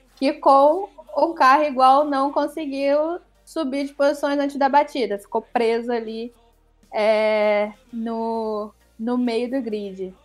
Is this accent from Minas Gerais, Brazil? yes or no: no; Niterói, Rio de Janeiro, Brazil; moved away; água de Niterói, que é a que é a companhia de água lá da minha cidade natal